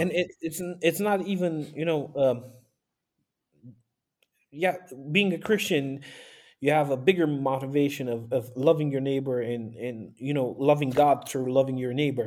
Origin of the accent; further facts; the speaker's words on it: Sighetu Marmației, Maramureș County, Romania; also born or lived in Bucharest; now in Baia Mare, Romania; I am from Romania, the north part of Romania. I was born in Sigetu Marmației, which is at the border